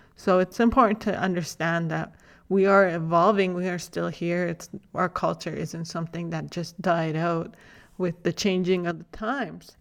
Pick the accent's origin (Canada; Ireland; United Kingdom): Canada; Alberta; also born or lived in Big Stone Creek Nation, northern Alberta; I'm thirty-three years old from the Big Stone Creek Nation in northern Alberta. Uh, however, I was raised right here in Lakta, Bishop Alberta